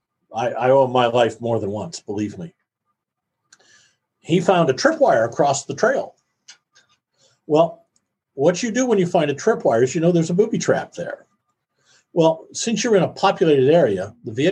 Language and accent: English; Iowa, United States; I grew up in Iowa